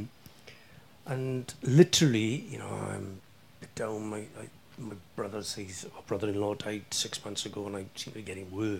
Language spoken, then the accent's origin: English; Wales, United Kingdom